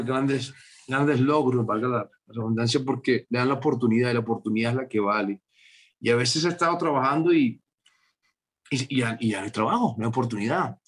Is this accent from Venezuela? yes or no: yes; Venezuela; moved away as an adult; now in Bogotá, Colombia; Salí de Venezuela hace 25 años y hace como 12 que no, que no vuelvo a, Venezuela